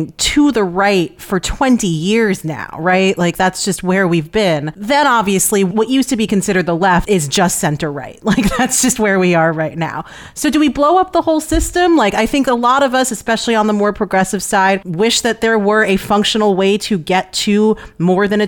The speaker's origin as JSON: {"language": "English", "town": "New York City", "region": "New York", "country": "United States", "tie": "born or raised there", "said": "myself as a kid from New York"}